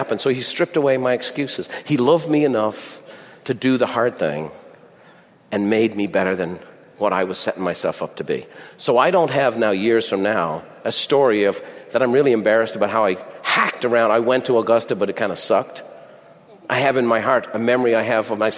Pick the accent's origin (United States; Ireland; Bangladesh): Ireland; I'm Irish